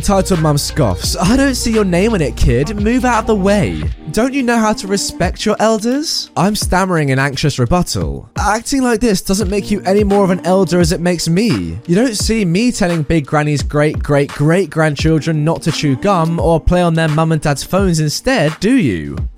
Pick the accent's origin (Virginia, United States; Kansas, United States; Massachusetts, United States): Kansas, United States; Wichita; and I moved to Texas. The setting of this story is in my hometown of Wichita, Kansas.